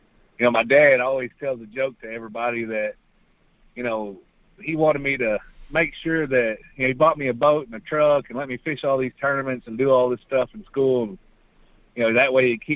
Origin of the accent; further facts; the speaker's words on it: Breckenridge, Texas, United States; I was born in Breckenridge, Texas, and I was lucky enough when I was a kid that the Breckenridge Bass Club, my grandpa is the one that took me fishing when I was a kid